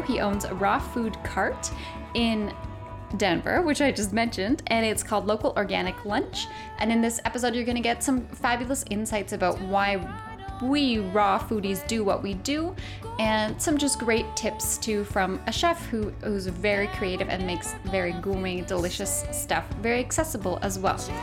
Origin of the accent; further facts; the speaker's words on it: Canada; I'm Canadian